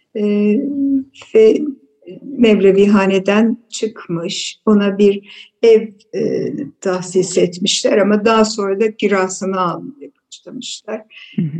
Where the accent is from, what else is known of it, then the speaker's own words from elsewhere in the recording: Istanbul, Turkey; also born or lived in Aleppo, Syria; Biz beş kardeş dördümüz Halep'te doğduk. Daha sonra okul çağlarımızda e, anneannem İstanbul'da oturuyordu. O yüzden e, İstanbul'a geldik e, ve İstanbul'da okula verdiler.